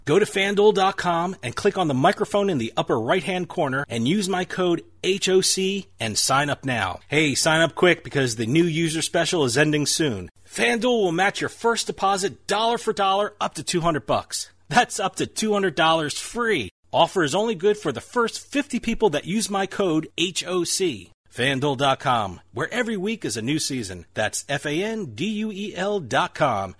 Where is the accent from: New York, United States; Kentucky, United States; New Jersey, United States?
New Jersey, United States; born and bred in Jersey like me